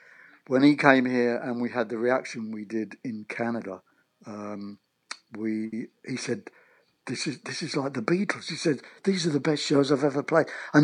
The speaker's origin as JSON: {"language": "English", "country": "United Kingdom", "lives_now": "Long Island, United States", "said": "being a British in, you know, a British expatriate living on Long Island, I have to adjust my accent to what."}